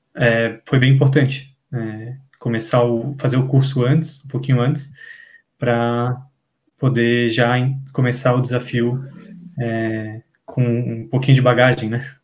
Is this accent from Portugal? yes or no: no; Florianópolis, Santa Catarina, Brazil; eu sou de Florianópolis, Santa Catarina.